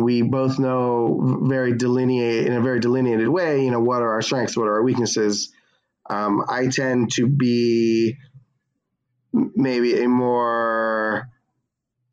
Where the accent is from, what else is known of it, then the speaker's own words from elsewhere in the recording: Coral Springs, Florida, United States; moved away; I'm from Coral Springs, Florida. It's a great place to grow up.